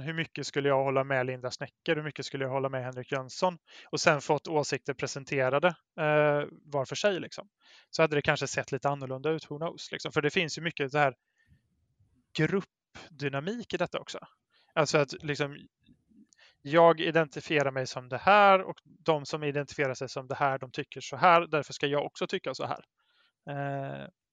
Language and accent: Swedish; Brålanda, Västra Götaland, Sweden; now in Gothenburg, Sweden; i Brålanda där jag växte upp